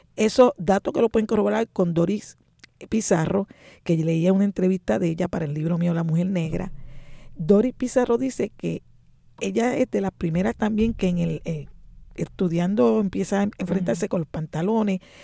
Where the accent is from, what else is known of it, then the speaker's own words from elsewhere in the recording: San Juan, Puerto Rico; Nací en Río Piedra, nada menos que en lo que llaman la segunda unidad